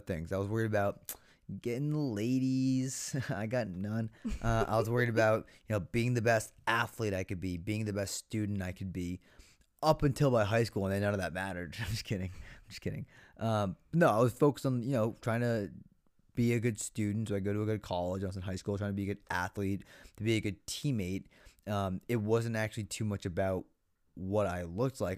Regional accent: Foxborough, Massachusetts, United States; growing up in Foxborough

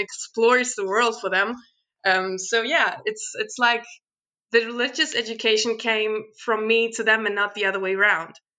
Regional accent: Sverdlovsk, Luhansk Oblast, Ukraine; now in Germany; I was born in the Ukraine

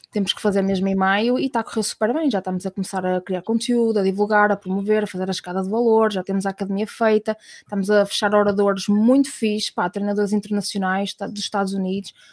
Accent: Portugal; Nós somos muito, somos portugueses de há, 500 anos atrás, a conquistar.

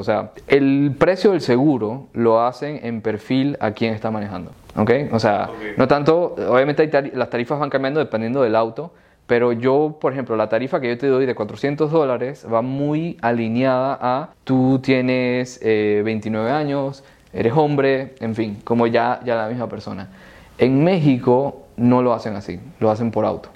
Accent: Panama; yo siendo panameño

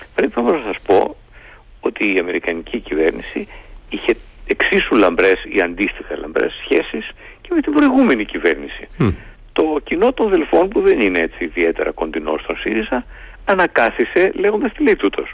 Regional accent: Greece; είμαι ένας Έλληνας πολίτης

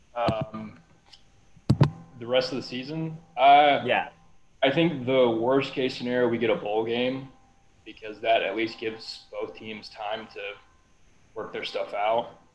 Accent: Louisville, Kentucky, United States; moved away; I was from Louisville, Kentucky. Still got family there.

